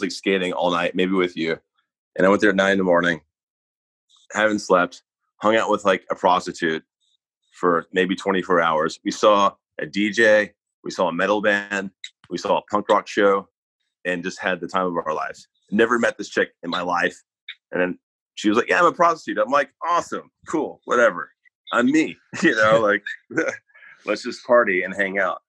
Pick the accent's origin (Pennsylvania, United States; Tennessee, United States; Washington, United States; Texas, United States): Tennessee, United States; Nashville; I grew up in Bellevue, a lot of Jewish families